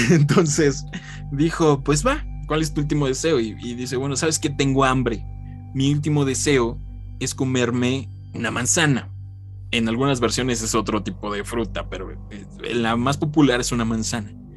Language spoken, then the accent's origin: Spanish; Mexico; aquí en México, desde que yo tengo memoria, sí se celebra.